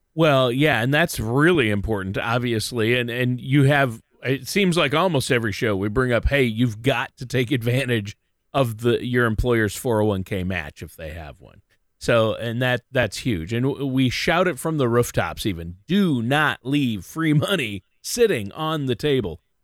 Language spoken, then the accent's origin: English; Minnesota, United States; I've been, uh, hunkered down in Minnesota, you know, my home state.